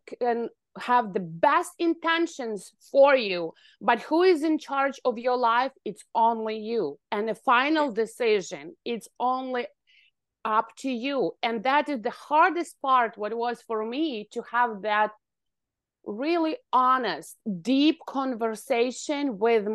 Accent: Ukraine; moved away as an adult; now in Canada; I was born in Ukraine and I finished university

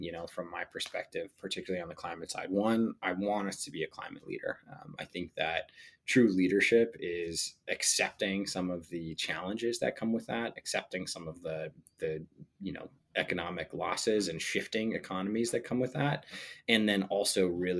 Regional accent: Sandia Park, New Mexico, United States; moved away as an adult; also born or lived in San Luis Obispo, California; I grew up in Sandia Park, which is a tiny town outside of Albuquerque in New Mexico.

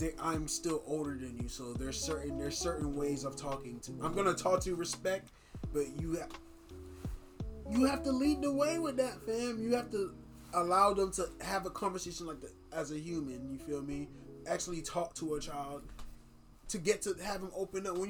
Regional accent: Miami, Florida, United States; I'm not necessarily a ghetto child, but I grew up in Miami

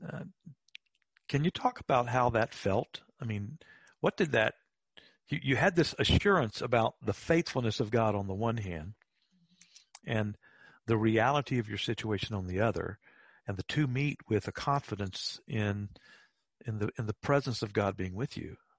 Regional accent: Apopka, Florida, United States; Now, you and I grew up in Central Florida, okay. outside of Orlando, in a little town called Apopka.

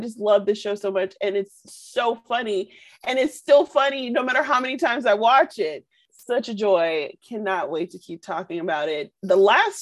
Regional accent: Detroit, Michigan, United States; I grew up in Detroit

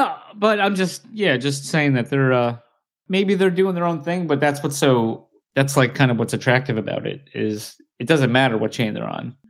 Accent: United States; I'm American

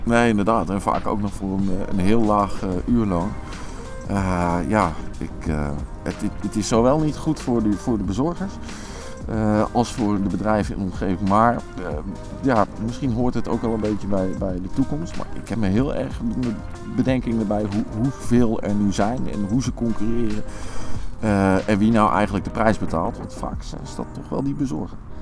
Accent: Utrecht, Netherlands; Ook een stuk Utrecht waar ja, ik al een stukje in mijn hart heb liggen. Ik ben daar naast opgegroeid bij het Mayellepark.

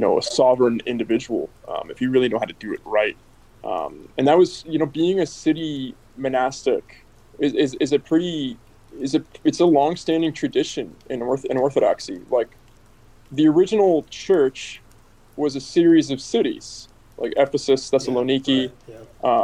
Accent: United States; also born or lived in Spain / Oakland, California; being an American outside of America

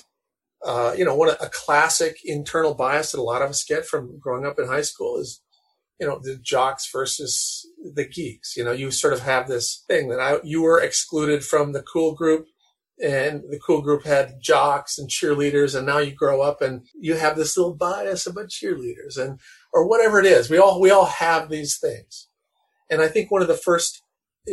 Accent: North Dakota, United States; I grew up in North Dakota

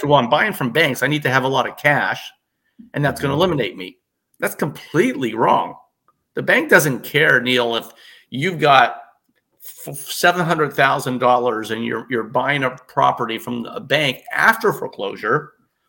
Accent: Toronto, Ontario, Canada; moved away; I'm born in Toronto.

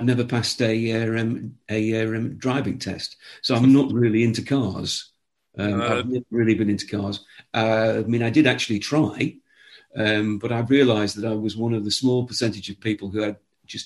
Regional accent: Nottingham, East Midlands, United Kingdom; also born or lived in Newcastle upon Tyne, England; although I was born in Newcastle, which is in the northeast of England, I grew up in Nottingham.

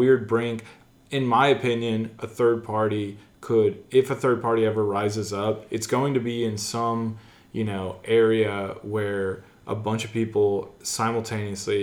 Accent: United States; also born or lived in Missouri; my experience as an American, what the ideals I hold dearly as an American are

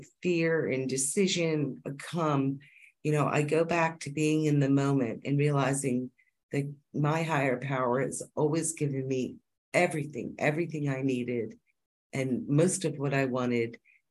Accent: Pennsylvania, United States; moved away; I'm originally from Pennsylvania, a big Quaker state

